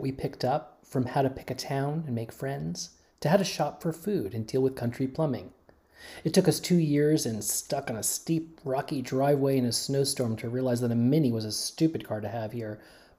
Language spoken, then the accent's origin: English; New Jersey, United States; moved away as an adult; also born or lived in Brooklyn, New York; now in Dutchess County, New York, United States; I grew up in New Jersey suburbs